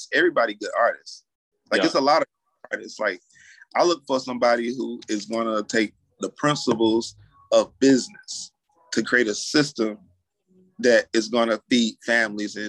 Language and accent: English; Asheville, North Carolina, United States; born or raised there; now in Atlanta, United States